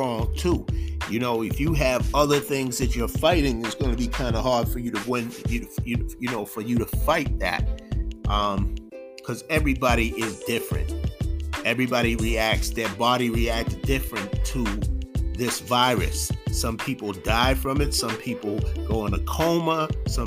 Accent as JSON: {"language": "English", "town": "Boston", "region": "Massachusetts", "country": "United States", "said": "I'm from Boston"}